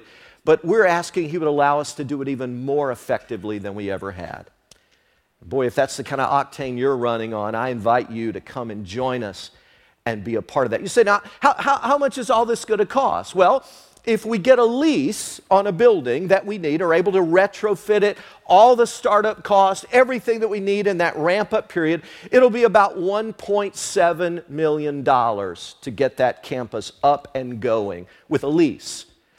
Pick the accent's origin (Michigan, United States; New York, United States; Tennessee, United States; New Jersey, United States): Tennessee, United States; Because I'm a missionary here. I came from Tennessee. I am here on mission for God.